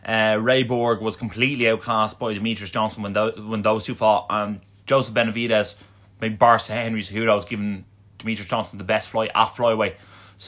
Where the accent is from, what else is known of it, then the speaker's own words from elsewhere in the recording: Ireland; But in fairness, we're Irish, so what do you expect?